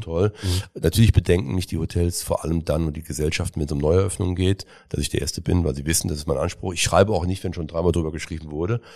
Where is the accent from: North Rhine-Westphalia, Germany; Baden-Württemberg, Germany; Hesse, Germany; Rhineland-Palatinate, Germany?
North Rhine-Westphalia, Germany; Cologne; in meine Heimat wollen, nämlich nach Köln